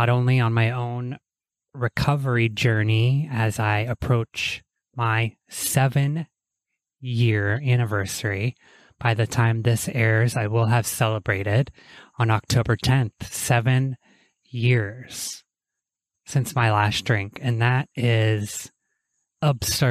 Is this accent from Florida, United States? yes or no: no; Toronto, Ohio, United States; moved away; I am here in my hometown of Toronto, Ohio, which is a tiny river town of about probably 5,000 people now